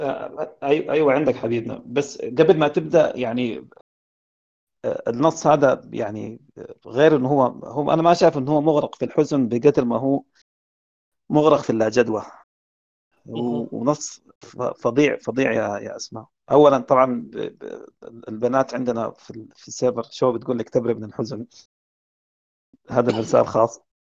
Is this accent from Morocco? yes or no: no; Sudan; عندنا في السودان